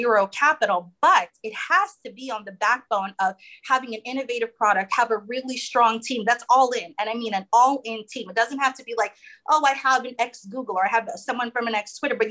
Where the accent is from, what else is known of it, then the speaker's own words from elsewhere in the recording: United States; I'm American